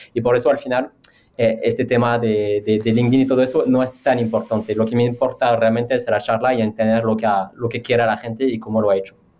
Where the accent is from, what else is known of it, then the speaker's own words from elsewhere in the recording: France; Spanish is a second language; now in Spain; yo haciendo una entrevista como francés